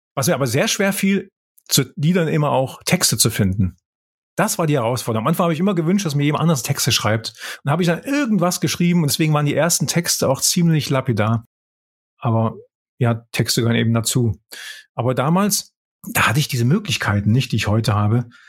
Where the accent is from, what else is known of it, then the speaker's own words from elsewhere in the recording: Böblingen, Baden-Württemberg, Germany; moved away as an adult; also born or lived in Tübingen / Konstanz / Heidelberg / United States; now in Wiesbaden, Germany; aufgewachsen bin ich in Böblingen. Da bin ich geboren, da bin ich aufgewachsen.